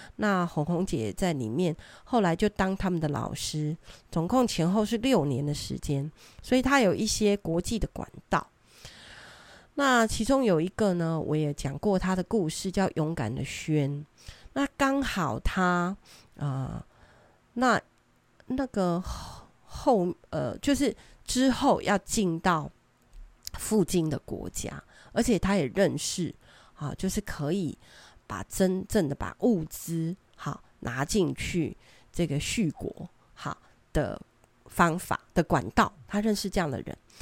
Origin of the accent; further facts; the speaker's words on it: Taiwan; 我们生在这里，长在这里，我， 我们真的很爱台湾